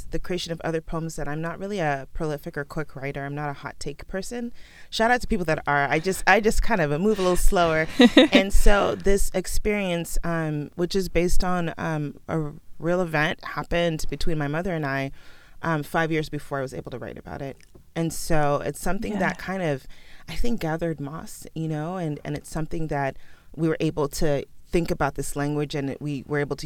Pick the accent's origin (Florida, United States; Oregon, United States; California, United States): California, United States; Oakland; first language Sierra Leonean Creole (Krio); English is a second language; you leave outside of the house and I'm in Oakland and I'm in the Bay Area